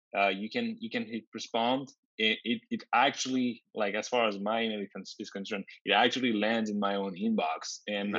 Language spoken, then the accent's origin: English; France; moved away as an adult; also born or lived in Grenoble / Ottawa; I was born and raised in France